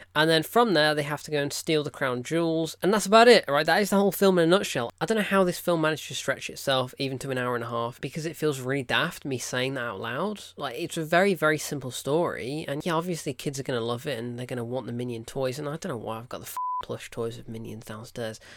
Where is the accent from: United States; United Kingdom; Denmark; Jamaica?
United Kingdom; I'm British